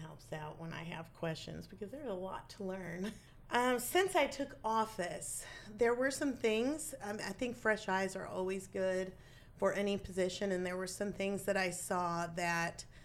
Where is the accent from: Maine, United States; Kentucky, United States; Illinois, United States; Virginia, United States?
Illinois, United States; Bond County; I grew up in Bond County with my family. I've lived here my entire